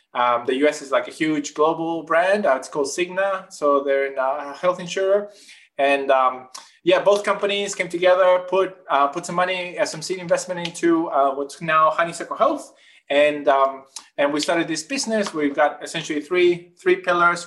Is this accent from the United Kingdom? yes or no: no; northern Chile, Chile; moved away as an adult; now in Australia; I grew up in Chile, in the north part of Chile, in the driest desert in the world